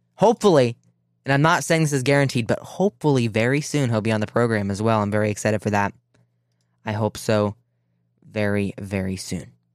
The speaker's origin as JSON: {"language": "English", "region": "Ohio", "country": "United States", "tie": "born or raised there", "said": "in my home state of Ohio"}